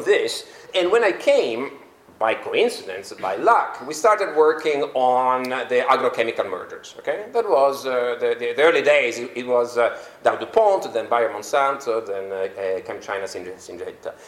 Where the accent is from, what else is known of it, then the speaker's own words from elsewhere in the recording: Turin, Piedmont, Italy; also born or lived in London; now in Brussels, Belgium; my hometown, Torino, where I still have a house. That's my birthplace.